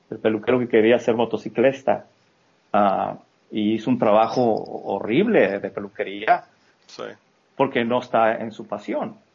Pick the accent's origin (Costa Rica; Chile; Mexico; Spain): Mexico; moved away as an adult; now in United States; cuando yo me vine de México a Estados Unidos salí corriendo porque me iban a meter a la cárcel